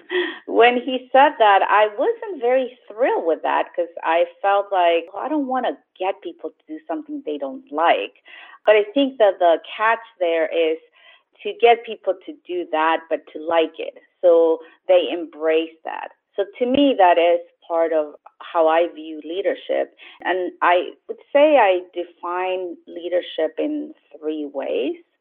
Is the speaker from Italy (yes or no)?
no; Chile; also born or lived in Los Angeles, United States; now in San Jose, United States; I was born originally in Chile, and I moved to the United States about 35 years ago, lived in Los Angeles for 15 years, and then moved to San Jose